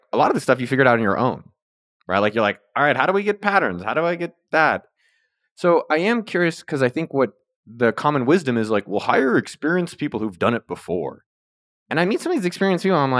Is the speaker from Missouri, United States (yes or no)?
no; California, United States; I was born 2 miles from Apple headquarters